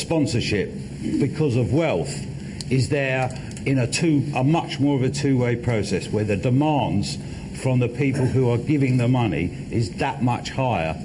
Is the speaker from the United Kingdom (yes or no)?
yes; London, United Kingdom; I was born in London. I've lived, except when I'm on a plane, in London all my life